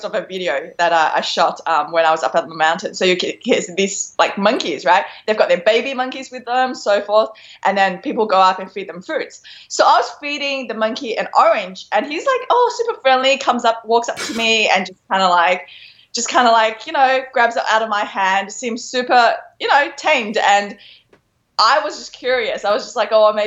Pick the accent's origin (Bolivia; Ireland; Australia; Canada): Australia; Melbourne, Victoria; I actually studied in Melbourne, Australia for about 20 odd years.